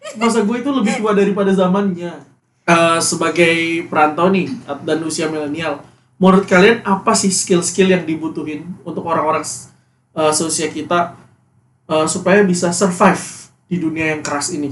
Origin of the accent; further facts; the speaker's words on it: West Nusa Tenggara, Indonesia; moved away; gua kan Nusa Tenggara Barat